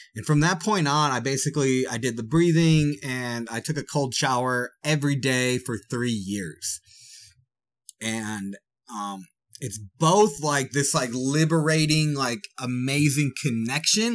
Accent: Wisconsin, United States; I'm from Wisconsin

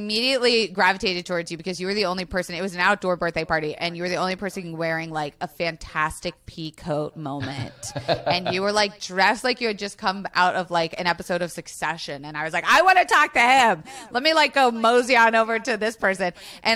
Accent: Florida, United States; I grew up in Florida

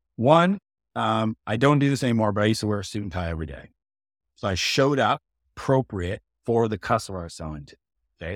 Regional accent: Canada; I'm Canadian

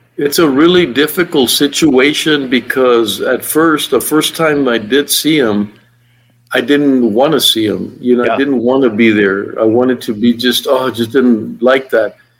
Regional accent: El Paso, Texas, United States; I'm from El Paso

